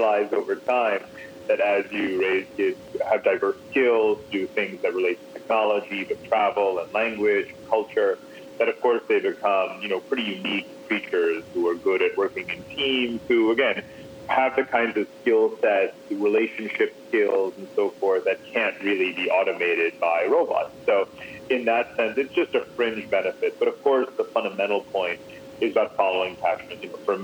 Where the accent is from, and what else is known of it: United States; moved away